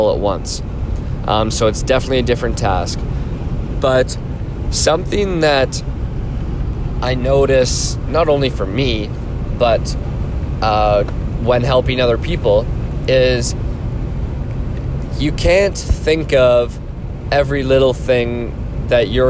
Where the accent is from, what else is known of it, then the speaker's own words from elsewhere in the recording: Orangeville, Ontario, Canada; my hometown, Orangeville